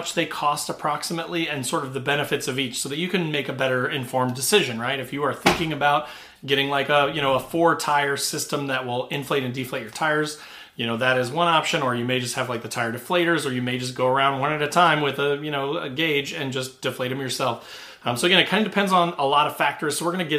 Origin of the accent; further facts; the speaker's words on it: Indiana, United States; I'm from Indiana. We don't get nearly as much snow down here